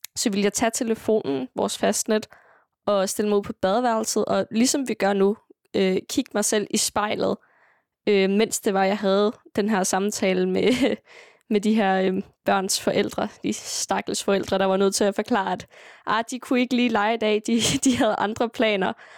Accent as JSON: {"language": "Danish", "town": "Sønderho", "region": "Southern Denmark", "country": "Denmark", "also_born_or_lived": "Greenland", "said": "hernede i Sønderho, det, altså, vores kultur er meget præget af musik"}